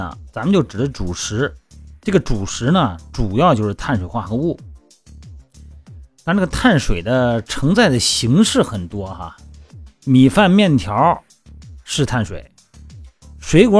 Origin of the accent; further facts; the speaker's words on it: Shandong, China; now in Hainan, China; 你看我们老家山东哈